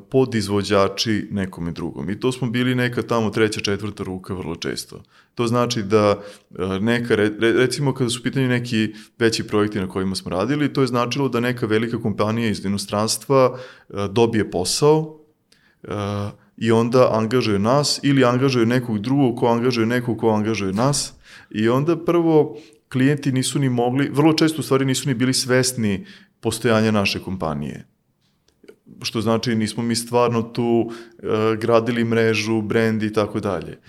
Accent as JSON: {"language": "Croatian", "country": "Serbia"}